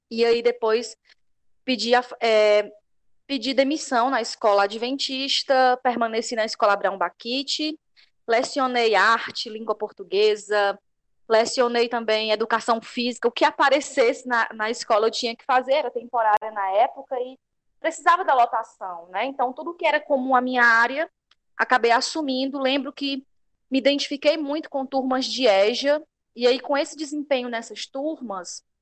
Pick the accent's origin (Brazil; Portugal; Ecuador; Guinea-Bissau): Brazil; Banabuiú, Ceará; Eu sou a professora … Sou de Banabuiú